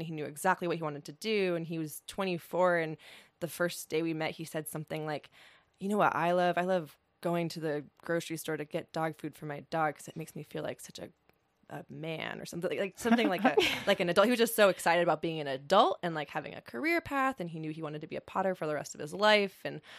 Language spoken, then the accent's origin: English; Los Angeles, California, United States; also born or lived in New York City; now in Madison County, United States; I grew up in Los Angeles. I was living in New York City before I moved to Madison County, North Carolina, and I left New York in 2008 during the financial crisis.